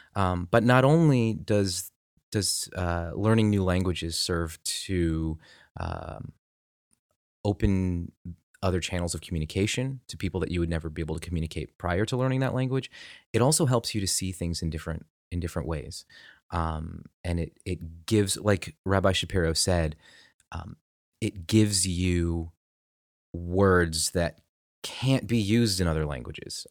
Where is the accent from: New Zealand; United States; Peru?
United States; I'm very American